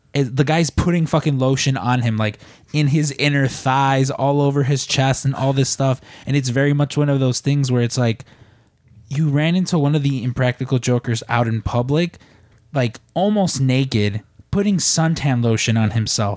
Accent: Midwest, United States; now in Chicago, United States; growing up in the Midwest

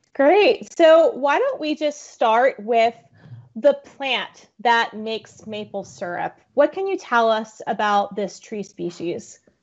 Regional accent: South Florida, United States; I grew up in South Florida

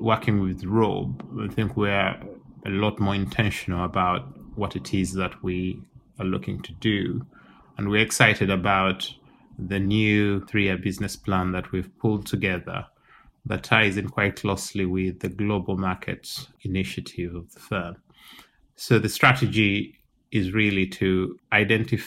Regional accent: Uganda; also born or lived in Singapore; now in London, United Kingdom; I am from Uganda

